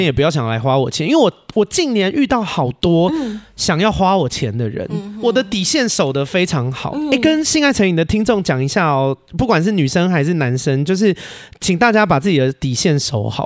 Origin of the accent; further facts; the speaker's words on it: Xindian, New Taipei, Taiwan; moved away as an adult; also born or lived in Australia; now in Taichung, Taiwan; 我是新北人，嗯。我在新店长大的，是。然后我，呃，到三十岁前都一直住在台北，然后去年去了澳洲八个月打工度假，哦。回来了以后现在住台中